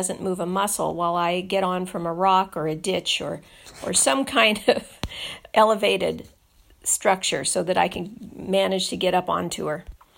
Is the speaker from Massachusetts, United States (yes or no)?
no; San Juan Bautista, California, United States; I'm from San Juan Bautista, California, in the Bay Area.